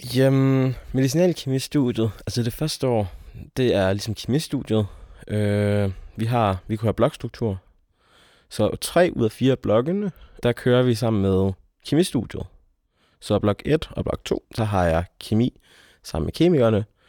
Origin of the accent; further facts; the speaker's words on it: near Aalborg, North Jutland, North Denmark Region, Denmark; moved away as an adult; er oprindelig fra Aalborg, eller fra en lille by uden for Aalborg, øh, jeg er nordjyde